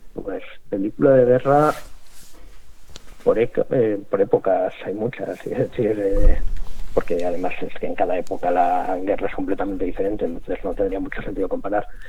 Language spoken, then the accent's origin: Spanish; Spain; siendo españoles